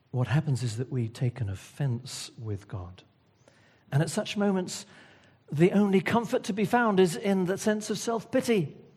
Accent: Wales, United Kingdom; I'm Welsh.

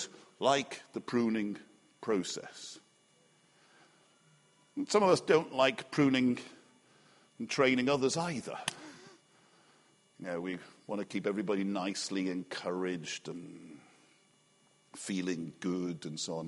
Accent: Liverpool, North West England, United Kingdom; moved away; I grew up in Liverpool, and we had a backyard

